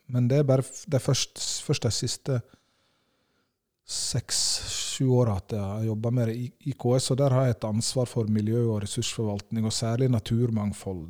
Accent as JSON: {"language": "Norwegian", "town": "Årdal", "region": "Vestland", "country": "Norway", "tie": "born or raised there", "said": "Jeg kommer fra Årdal i Sogn, helt innst i Sognefjorden"}